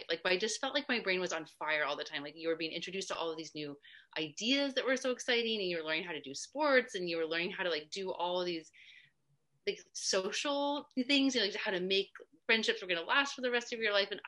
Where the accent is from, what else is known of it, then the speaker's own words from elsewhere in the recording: New Hampshire, United States; also born or lived in California / New Jersey / Kentucky; I was born in California, and then I lived in New Jersey and Kentucky, and then um, for a long time in New Hampshire. That's where I was when I went to high school.